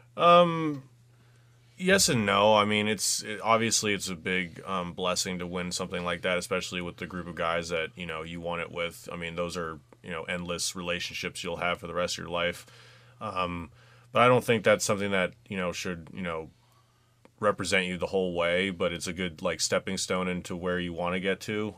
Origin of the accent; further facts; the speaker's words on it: West Coast, United States; moved away; I'm from the West Coast